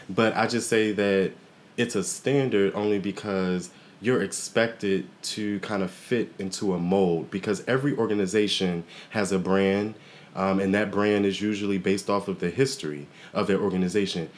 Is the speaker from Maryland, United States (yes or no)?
yes; Waldorf, Maryland, United States; I'm actually born and raised in Waldorf